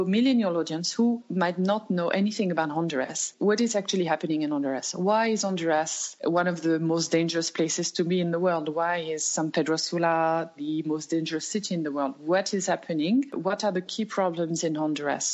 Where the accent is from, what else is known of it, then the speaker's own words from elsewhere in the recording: Loudun, Nouvelle-Aquitaine, France; moved away as an adult; also born or lived in Poitiers / Beijing / Turkey; I'm from France. I come from the central west of France. My hometown is called Loudun.